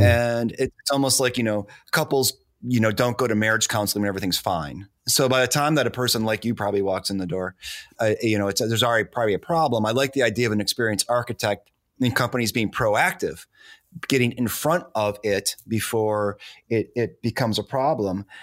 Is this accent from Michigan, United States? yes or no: yes; Detroit, Michigan, United States; moved away; I'm originally from Detroit